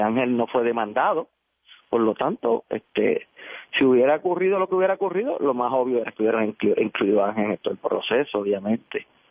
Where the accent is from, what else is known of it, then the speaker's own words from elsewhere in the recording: Guaynabo, Puerto Rico; soy de Guaynabo